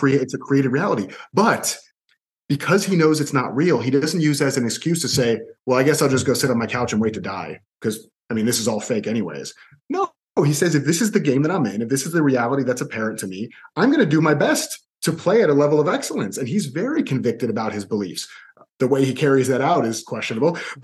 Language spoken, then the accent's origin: English; Orlando, Florida, United States; also born or lived in Miami; I was born in Miami, but I moved to Orlando with my mom when I was two. And I was in Orlando, and not just in Orlando, I was in the same 1 to 2 mile radius for the next 32 years